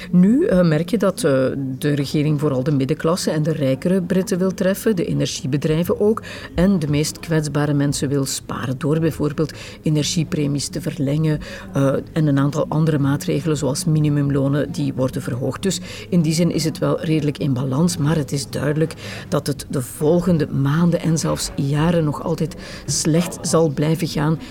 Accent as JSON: {"language": "Dutch", "town": "Herk-de-Stad", "region": "Flanders", "country": "Belgium", "tie": "born or raised there", "said": "ik ben opgegroeid in Herk de Stad"}